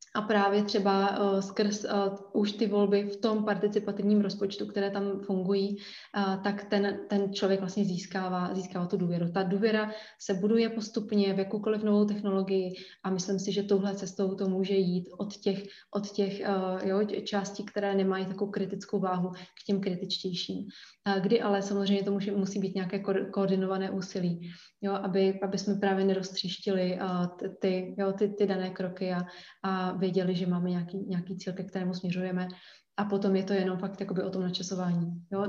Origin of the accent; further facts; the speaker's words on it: Brno, South Moravian Region, Czechia; já jsem z Brna